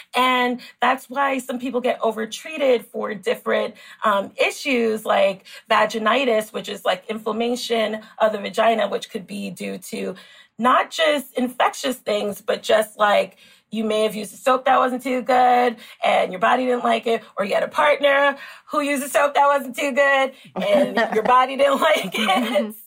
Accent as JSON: {"language": "English", "town": "New York City", "region": "New York", "country": "United States", "tie": "born or raised there", "also_born_or_lived": "Queens, New York", "said": "I grew up in the Bronx. I grew up in New York City"}